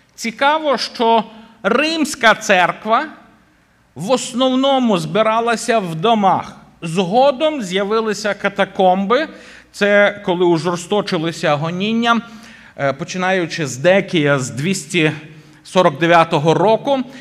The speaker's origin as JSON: {"language": "Ukrainian", "town": "Boryslav", "region": "Lviv Oblast", "country": "Ukraine", "tie": "born or raised there", "said": "моя рідна церква, звідки я родом в Бориславі"}